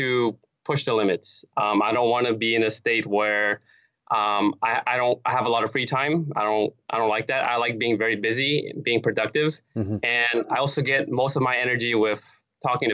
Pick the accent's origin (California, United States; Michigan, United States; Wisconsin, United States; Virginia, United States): California, United States; Los Angeles; also born or lived in Cerritos; LA is my hometown.